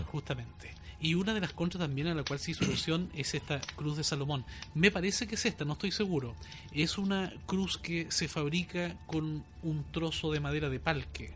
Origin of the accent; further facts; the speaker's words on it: Ñuble, Chile; nuestra idiosincrasia como chilenos y como, en este caso, habitantes de la, de la provincia de Ñuble